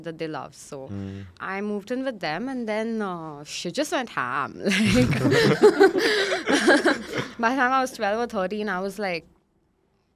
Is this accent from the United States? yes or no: no; Mumbai, Maharashtra, India; I moved to my grandparents' place when I was 10. So I grew up in Goregaon.